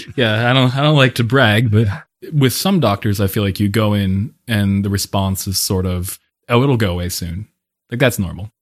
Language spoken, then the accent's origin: English; Pennsylvania, United States; also born or lived in Paris; now in Bellevue, United States; I am originally from Pennsylvania. I've moved around quite a bit since, uh, growing up there